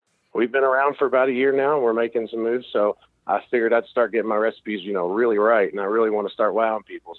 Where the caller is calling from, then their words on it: Sellersburg, Indiana, United States; Hi, this is … I'm from Sellersburg, Indiana.